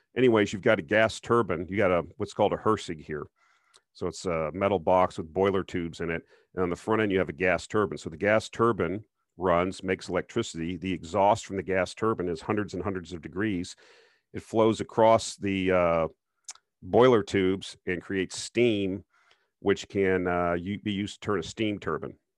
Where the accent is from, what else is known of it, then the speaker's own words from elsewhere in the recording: Minnesota, United States; moved away; I used to live in Minnesota, I'm from Minnesota